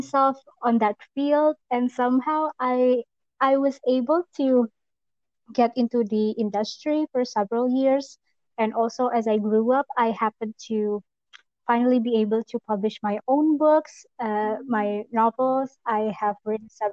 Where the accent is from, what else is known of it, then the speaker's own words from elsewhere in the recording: Jakarta, Indonesia; I am from Indonesia, Jakarta specifically